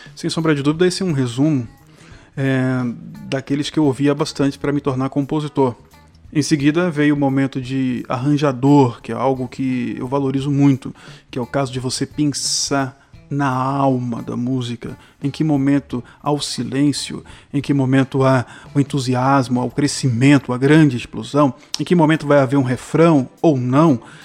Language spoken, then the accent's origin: Portuguese; Salvador, Bahia, Brazil; minha cidade, sou soteropolitano